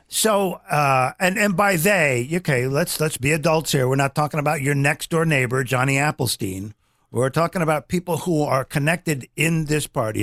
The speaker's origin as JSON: {"language": "English", "town": "Omaha", "region": "Nebraska", "country": "United States", "tie": "born or raised there", "said": "we grew up in Omaha, Nebraska"}